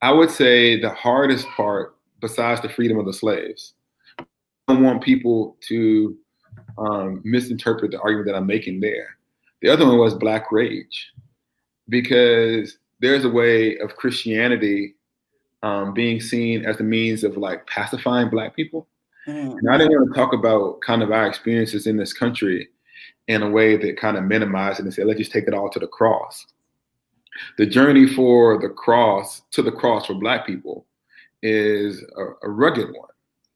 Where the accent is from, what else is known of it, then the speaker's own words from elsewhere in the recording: the American South, United States; accent: American; the blackest event of my Southern life was when I was a kid